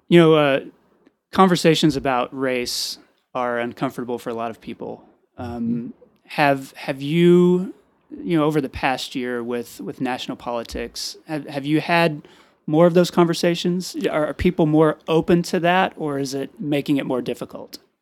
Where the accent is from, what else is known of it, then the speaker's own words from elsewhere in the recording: Amarillo, Texas, United States; I grew up in Southwest Amarillo. I still live in Southwest Amarillo